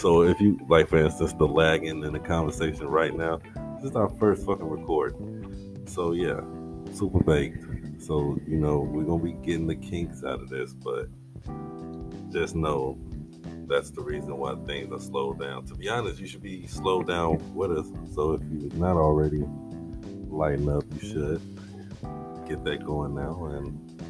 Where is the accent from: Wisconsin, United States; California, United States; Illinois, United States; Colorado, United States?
Illinois, United States; Chicago; we are from the city of Chicago, the second city, Chicago, Illinois, aka Chi-Town, BKA Chi-Rack. I grew up on the West Side